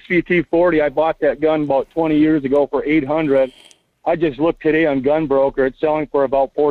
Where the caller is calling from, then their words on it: Las Vegas, Nevada, United States; Buenos dias, Michael. … from Las Vegas.